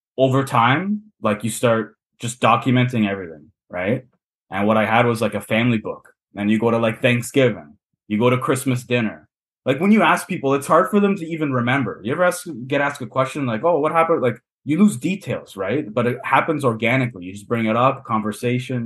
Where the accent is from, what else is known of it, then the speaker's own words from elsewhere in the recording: Toronto, Ontario, Canada; accent: Canadian; I grew up in kind of a Portuguese neighborhood, but it was still like integrated with all sorts of different cultures. Like Toronto's one of the most multicultural cities in the world